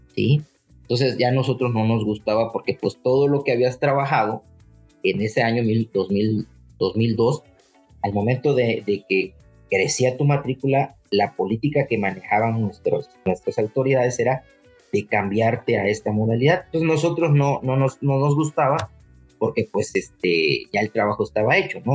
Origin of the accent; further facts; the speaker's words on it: Puebla, Mexico; moved away as an adult; yo vengo de Puebla, trabajé en Puebla